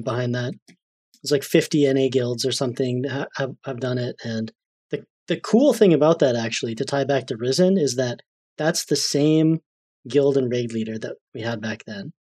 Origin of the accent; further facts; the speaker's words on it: Canada; I'm Canadian